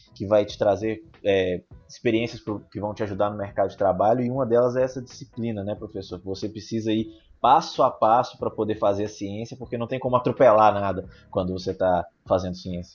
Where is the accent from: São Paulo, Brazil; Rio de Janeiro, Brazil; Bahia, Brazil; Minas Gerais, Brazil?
Minas Gerais, Brazil; Governador Valadares; Eu sou aqui de Governador Valadares